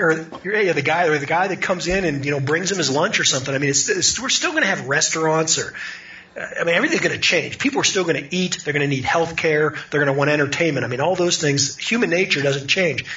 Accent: Pittsburgh, Pennsylvania, United States; I, I grew up in in Pittsburgh.

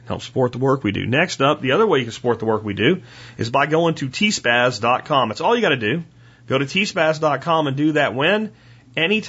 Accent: Pennsylvania, United States; I'm from Pennsylvania because I say PA instead of Pennsylvania

